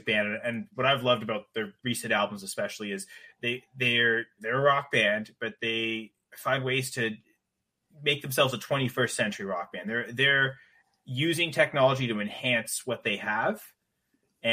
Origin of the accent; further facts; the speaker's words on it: Canada; I'm Canadian